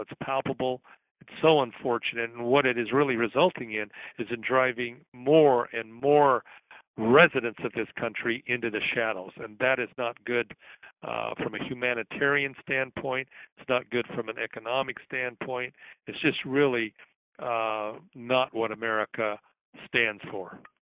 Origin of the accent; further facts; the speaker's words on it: Salt Lake City, Utah, United States; Salt Lake City, my hometown